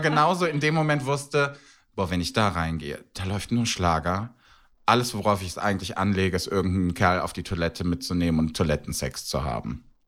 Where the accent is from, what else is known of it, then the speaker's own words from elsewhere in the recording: Cologne, North Rhine-Westphalia, Germany; ich bin Kölner und ich kenne den Kölner Karneval